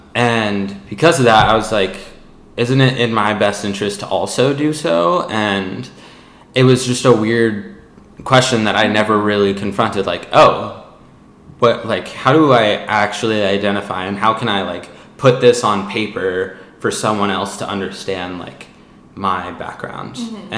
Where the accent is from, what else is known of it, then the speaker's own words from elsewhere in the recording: California, United States; I'm just a Californian.